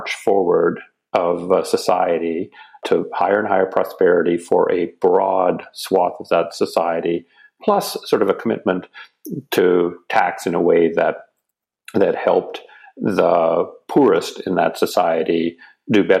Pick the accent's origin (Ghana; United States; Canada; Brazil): Canada; got talked into returning to my home country, which is Canada